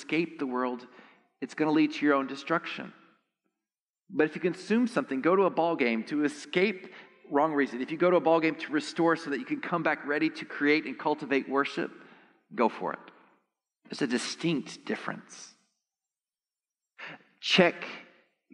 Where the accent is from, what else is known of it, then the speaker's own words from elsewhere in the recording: Texas, United States; I'm actually from Texas